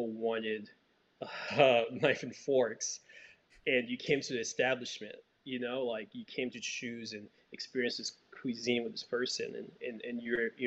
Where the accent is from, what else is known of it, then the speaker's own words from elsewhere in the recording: Haiti; now in United States; So I grew up in Haiti. So I had the privilege of growing up in Haiti